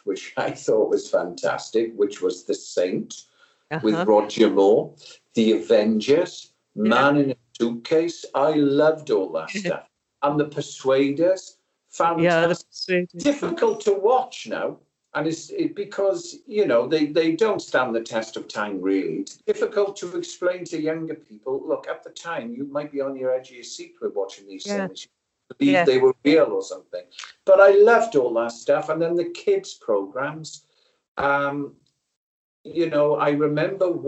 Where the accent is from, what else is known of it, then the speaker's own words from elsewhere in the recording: South Wales Valleys, United Kingdom; I was brought up in South Wales Valleys, working class community.